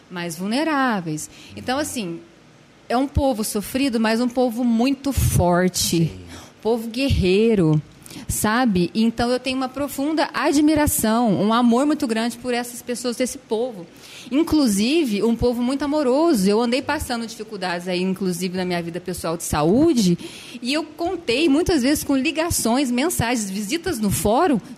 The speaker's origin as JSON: {"language": "Portuguese", "town": "Franca", "region": "São Paulo", "country": "Brazil", "tie": "born or raised there", "said": "Sou natural de Franca, né?"}